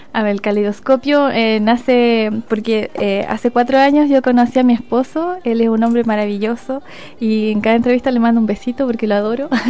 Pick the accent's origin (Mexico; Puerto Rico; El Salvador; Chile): Chile; si hablamos como chilenos